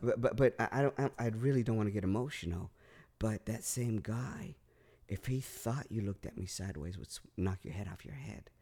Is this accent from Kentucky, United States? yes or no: no; Northern California, United States; also born or lived in Los Angeles, California / North Carolina; We moved from Southern to Northern California